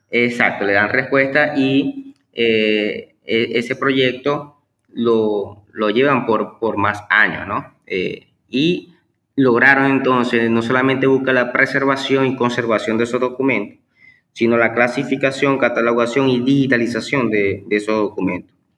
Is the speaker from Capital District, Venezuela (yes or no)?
no; Maracaibo, Zulia, Venezuela; nace, pues aquí en Maracaibo, Estado Zulia, Venezuela. Eh, tengo 36 años y básicamente pues este, mi, vida eh, educativa y profesional la, he vivido acá en Venezuela.